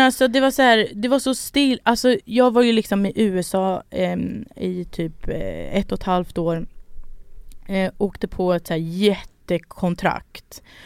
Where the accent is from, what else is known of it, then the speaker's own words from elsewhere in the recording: Sweden; Jag är född här